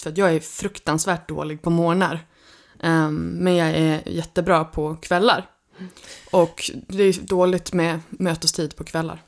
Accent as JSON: {"language": "Swedish", "town": "Örnsköldsvik", "region": "Västernorrland County", "country": "Sweden", "moved": "as an adult", "said": "Jag kommer från Örnsköldsvik från början och har nu flyttat hem till Lövik efter 17 år borta eh, därifrån"}